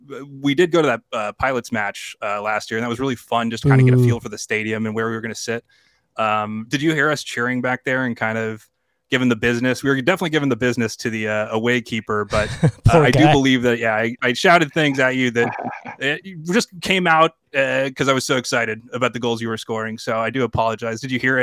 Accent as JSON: {"language": "English", "town": "San Diego", "region": "California", "country": "United States", "tie": "born or raised there", "also_born_or_lived": "Wisconsin", "said": "as a person who grew up next to Poway"}